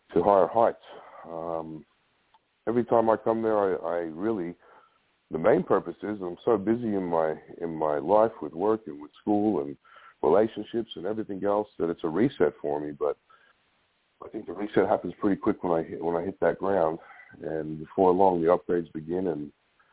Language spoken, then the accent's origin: English; Australia; when I was growing up in Australia